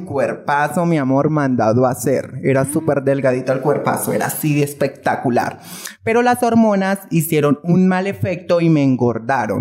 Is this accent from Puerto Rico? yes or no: no; Girardot, Cundinamarca, Colombia; moved away as an adult; now in Bogotá, Colombia; Soy de Girardot, Cundinamarca, radicada allí y todo, pero pues ahorita estoy viviendo aquí en Bogotá